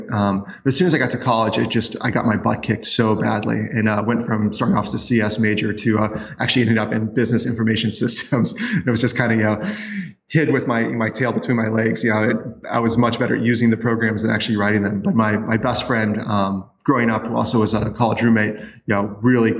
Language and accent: English; Hamilton, Montana, United States; also born or lived in Whitefish, Montana / Missoula, Montana; Born in Whitefish, grew up in Hamilton, went to school in Missoula